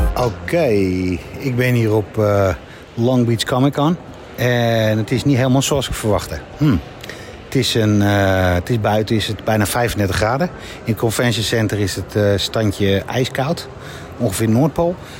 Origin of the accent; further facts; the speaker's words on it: Netherlands; Wij zijn Nederlanders